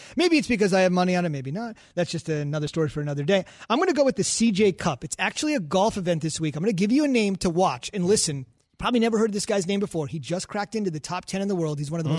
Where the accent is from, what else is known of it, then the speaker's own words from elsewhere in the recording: New Jersey, United States; We're from Jersey, man.